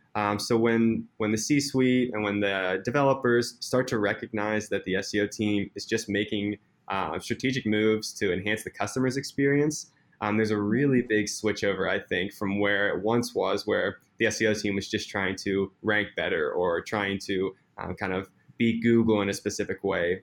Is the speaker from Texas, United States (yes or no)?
no; Pittsburgh, Pennsylvania, United States; moved away as an adult; now in Seattle, United States; I am originally from Pittsburgh. I grew up my entire life in Pittsburgh, PA, so 26 years